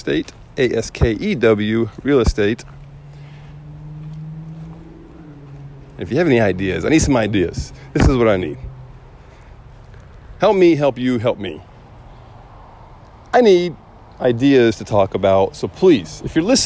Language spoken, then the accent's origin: English; Florida Keys, United States; moved away; I'm from the Keys.